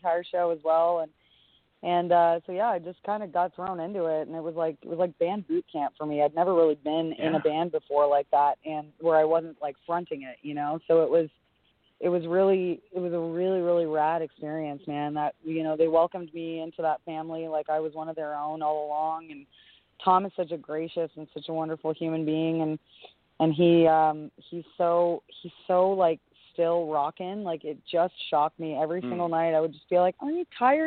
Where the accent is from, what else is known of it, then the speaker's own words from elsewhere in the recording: Canada; I'm a Canadian